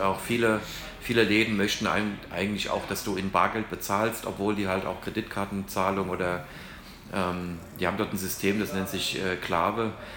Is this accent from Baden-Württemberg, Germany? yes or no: no; Hesse, Germany; moved away as an adult; now in Panama; bei uns in Hessen